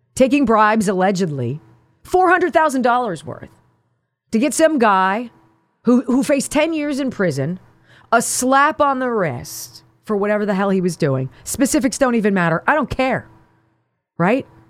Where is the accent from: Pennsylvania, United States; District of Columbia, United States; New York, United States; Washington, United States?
Pennsylvania, United States; this is my home state